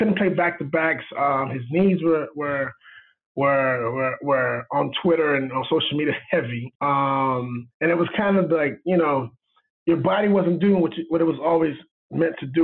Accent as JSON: {"language": "English", "town": "Miami", "region": "Florida", "country": "United States", "said": "I'm from Miami."}